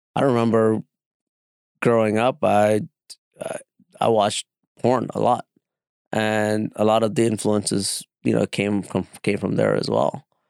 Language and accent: English; New York City, New York, United States; that … kind of Hispanic feel that I grew up in in the Bronx